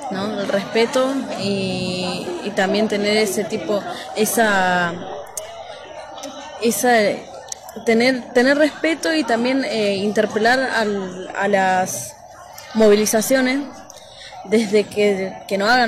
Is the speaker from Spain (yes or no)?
no; Argentina; soy de Curramapu, de acá del lado de, del, sur, más llamado Argentina, territorio mapuche.